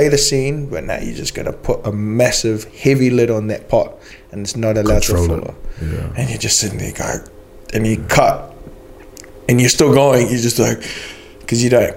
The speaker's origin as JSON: {"language": "English", "country": "New Zealand", "accent": "New Zealander", "said": "I forgot how to speak New Zealander."}